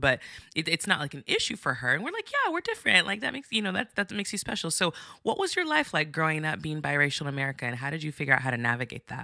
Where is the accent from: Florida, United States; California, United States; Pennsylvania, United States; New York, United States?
California, United States; Santa Barbara; I'm from Santa Barbara